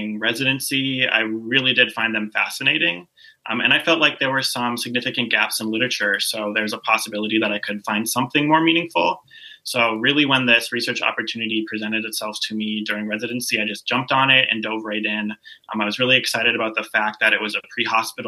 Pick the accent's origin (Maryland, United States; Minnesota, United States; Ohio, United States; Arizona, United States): Minnesota, United States; Duluth; moved away as an adult; also born or lived in Lawrence, Kansas / Springfield, Missouri; now in Sarasota, United States; I was actually born and raised in Duluth, Minnesota